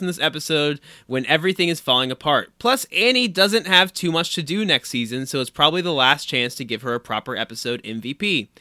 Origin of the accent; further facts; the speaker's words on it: Anderson, Indiana, United States; moved away; our own hometown mascot